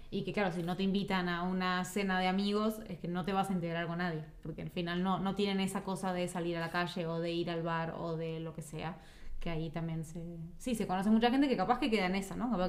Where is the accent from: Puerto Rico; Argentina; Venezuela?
Argentina; Yo de repente conozco a alguien, yo que sé, uruguayo, soy argentino